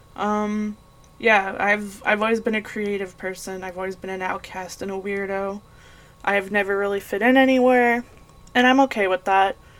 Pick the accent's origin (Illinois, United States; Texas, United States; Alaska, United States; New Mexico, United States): New Mexico, United States; Las Cruces; now in Arizona, United States; I grew up in Las Cruces, New Mexico